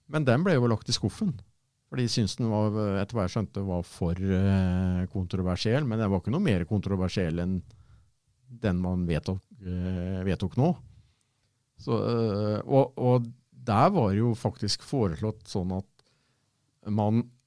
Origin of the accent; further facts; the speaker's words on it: Fredrikstad, Østfold, Norway; Jeg kommer jo fra Borge